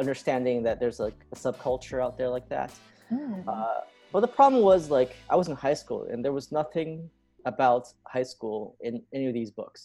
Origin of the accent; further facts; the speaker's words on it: United States; I was born and raised in America.